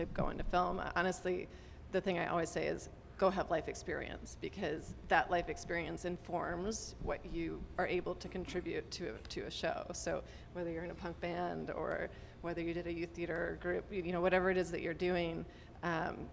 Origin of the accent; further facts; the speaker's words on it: Detroit, Michigan, United States; So I grew up in Detroit, Michigan